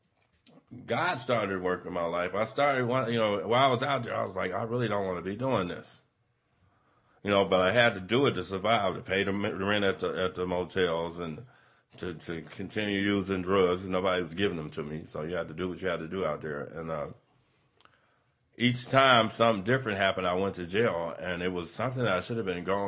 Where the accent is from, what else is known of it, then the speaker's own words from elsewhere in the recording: Las Vegas, Nevada, United States; moved away as an adult; now in Modesto, United States; I had a great family growing up in Vegas